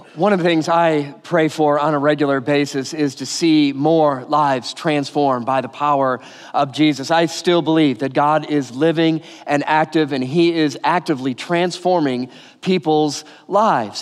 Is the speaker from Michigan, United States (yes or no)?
yes; Detroit, Michigan, United States; moved away; also born or lived in California; I grew up outside Detroit in the suburbs